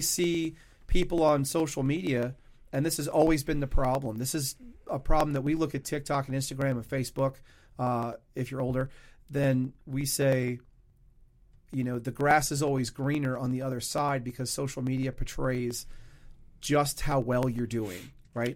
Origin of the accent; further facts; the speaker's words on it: Louisiana, United States; I was born in Louisiana.